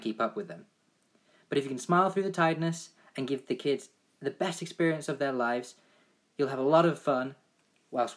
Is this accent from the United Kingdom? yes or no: yes; England, United Kingdom; I played football all my life growing up in England